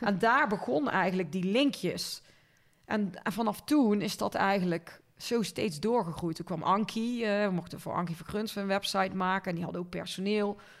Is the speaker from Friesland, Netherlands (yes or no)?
no; Linden, North Brabant, Netherlands; moved away as an adult; also born or lived in Tilburg; now in Weert, Netherlands; ik ben opgegroeid in Linden. Dat is een piepklein dorpje bij Kuik in de buurt.